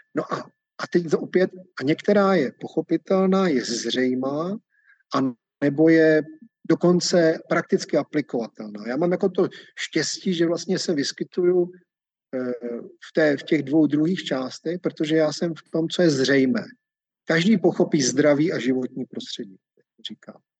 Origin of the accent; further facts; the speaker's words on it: Czechia; u nás v Čechách